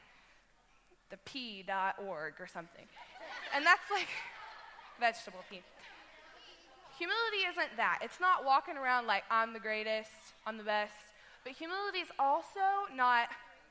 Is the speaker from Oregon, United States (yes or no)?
no; Webb City, Missouri, United States; I'm from Webb City